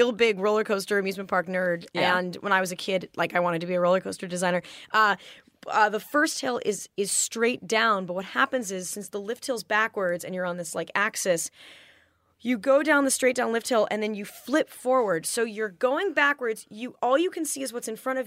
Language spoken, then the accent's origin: English; Manhattan Beach, California, United States; I grew up in Southern California.